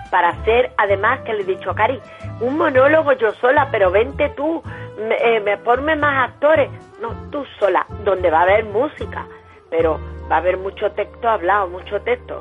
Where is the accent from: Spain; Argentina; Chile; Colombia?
Spain; moved away as an adult; also born or lived in Mexico; me fui de España